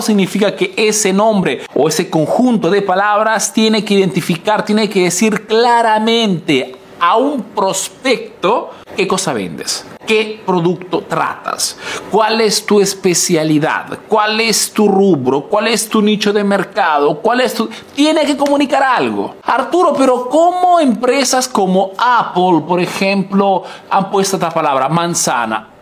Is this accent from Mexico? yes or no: no; Peru; now in Italy